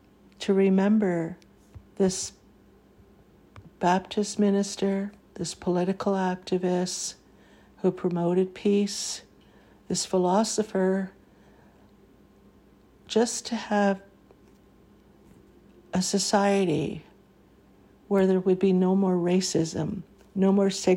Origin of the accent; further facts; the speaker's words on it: Canada; As a Canadian